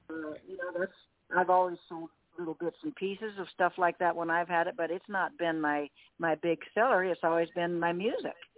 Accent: Canby, Oregon, United States; my hometown fair right here in Canby, Oregon.

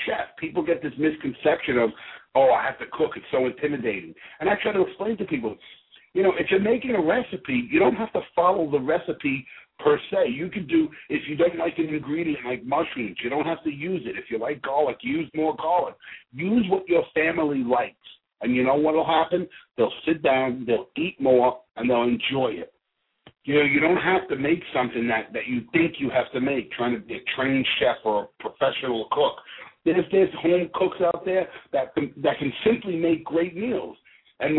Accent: New York City, New York, United States; I'm brought up by a whole bunch of Italian women cooking all the time in the Bronx. You know, I'm from the Bronx, country club

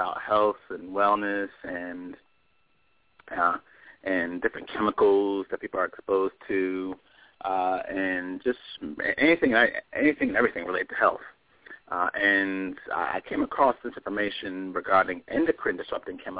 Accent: Philadelphia, Pennsylvania, United States; now in Atlanta, United States; I'm originally from Philadelphia.

